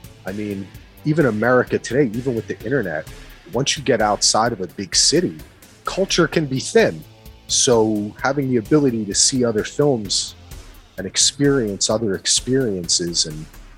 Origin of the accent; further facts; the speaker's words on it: Springfield, New Jersey, United States; I grew up in Springfield, New Jersey, which is about 20-25 minutes outside of Manhattan.